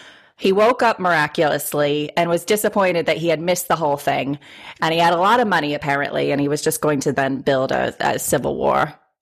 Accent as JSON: {"language": "English", "town": "Boston", "region": "Massachusetts", "country": "United States", "said": "I should also say I'm also from Boston"}